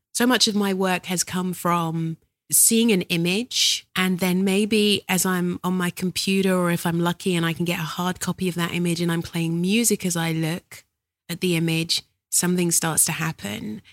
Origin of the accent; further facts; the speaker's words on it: London, United Kingdom; I was born in South London.